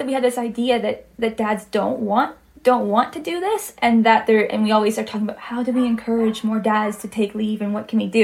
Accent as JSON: {"language": "English", "region": "Ontario", "country": "Canada", "also_born_or_lived": "Quebec", "accent": "Canadian", "moved": "yes", "said": "I am from Canada. I'm not from Quebec. I'm from the province to the side, so Ontario"}